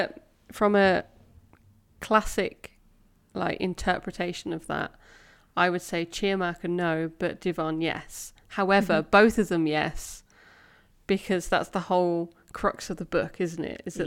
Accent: United Kingdom; I'm quintessentially British. I do like to talk about the weather.

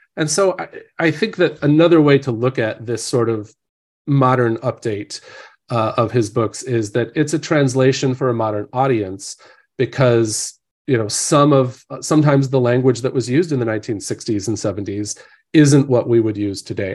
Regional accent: Hillsdale, Illinois, United States; moved away as an adult; now in Orange County, California, United States; my hometown had four hundred people, Hillsdale, Illinois

